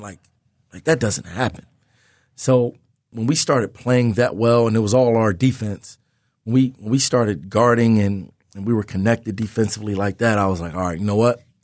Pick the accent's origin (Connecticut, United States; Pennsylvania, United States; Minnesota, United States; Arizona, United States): Pennsylvania, United States; Philadelphia; in my hometown, in the Big Five, as a, as a Philly, Philly guy, young, young kid growing up in the city